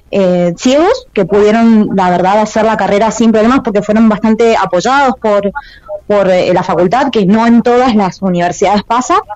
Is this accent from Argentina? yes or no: yes; Mendoza, Argentina; now in Mar del Plata, Argentina; hace un tiempo eh, que estoy viviendo en Mar del Plata, yo no soy de acá de Mar del, pero bueno, la elegí como, mi ciudad para vivir. Y mm, bueno, también en mi ciudad de, de origen, yo soy mendocina